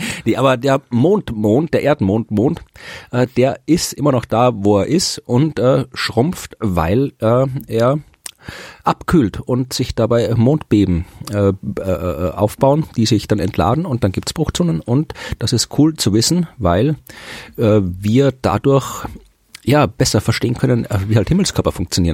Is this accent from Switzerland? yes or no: no; Austria; ich bin Österreicher